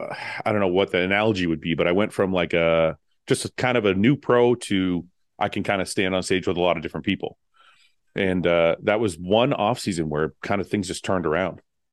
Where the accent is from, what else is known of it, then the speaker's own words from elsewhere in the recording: Windsor, Ontario, Canada; growing up in Windsor, I was born in Canada